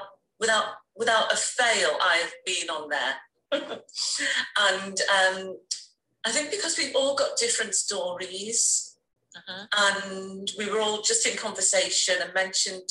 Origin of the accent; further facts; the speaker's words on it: Liverpool, North West England, United Kingdom; now in London, United Kingdom; I am from the UK. I was born in Liverpool